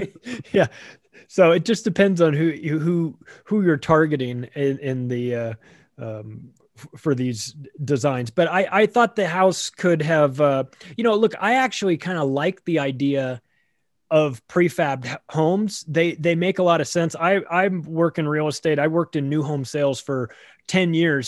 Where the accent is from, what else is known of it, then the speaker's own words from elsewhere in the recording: Southern California, United States; I grew up in Southern California